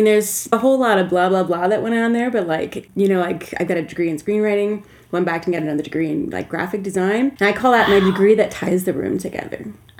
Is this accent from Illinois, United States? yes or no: no; Minnesota, United States; moved away as an adult; also born or lived in San Francisco; In Minneapolis, that was my last home, because I grew up in Minnesota